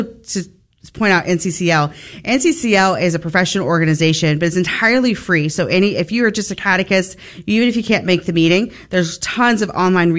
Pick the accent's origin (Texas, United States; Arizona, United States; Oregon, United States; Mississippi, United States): Texas, United States; Forney; also born or lived in San Antonio, Texas; I actually grew up here in the Dallas-Fort Worth area. So I grew up out in Forney, Texas